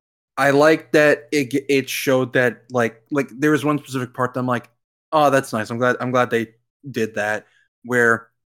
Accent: the South, United States; I grew up in the South with hardcore Baptist church area.

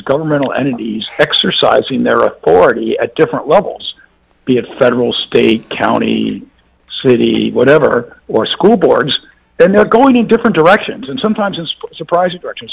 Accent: Mississippi, United States; I'm from Mississippi

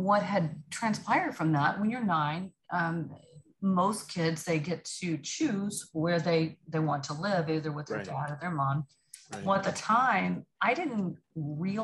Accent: Choctaw, Oklahoma, United States; moved away as an adult; now in Dallas, United States; I grew up in a little bitty town called Choctaw, Oklahoma

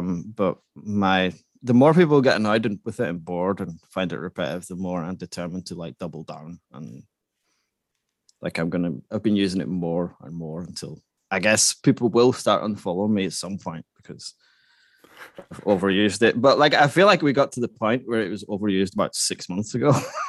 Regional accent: Scotland, United Kingdom; now in Sweden; I live in Sweden, but I'm Scottish.

